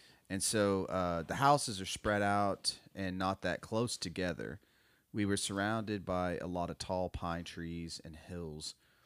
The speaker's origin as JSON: {"language": "English", "region": "Florida", "country": "United States", "tie": "born or raised there", "said": "I'm born and raised in South Florida, and I'm a member of the Miccosukee tribe."}